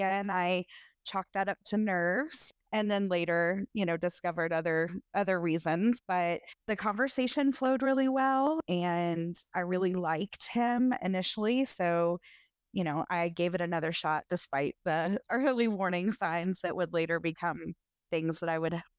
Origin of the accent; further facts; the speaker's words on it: Tennessee, United States; I am in my late 30s. I grew up in Middle Tennessee. Most of my family is still here.